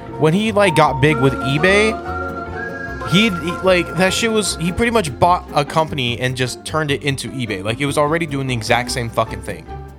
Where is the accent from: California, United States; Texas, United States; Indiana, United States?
California, United States; Fremont; I was born in Fremont.